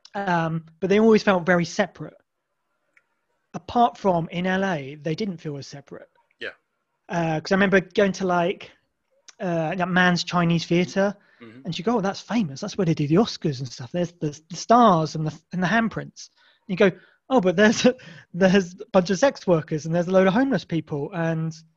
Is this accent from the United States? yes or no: no; Isle of Wight, South East England, United Kingdom; I'm from the Isle of Wight.